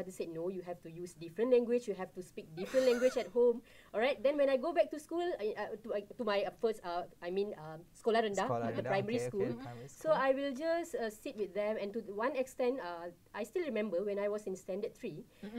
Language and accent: English; Punjab, Pakistan; English is a second language; I said, yeah, I am Muslim, but I am Pakistani. I am Punjabi.